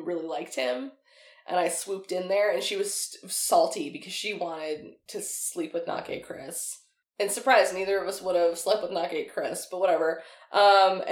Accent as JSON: {"language": "English", "town": "Chilliwack", "region": "British Columbia", "country": "Canada", "tie": "born or raised there", "moved": "yes", "said": "I grew up in Chilliwack. I was out there visiting my family"}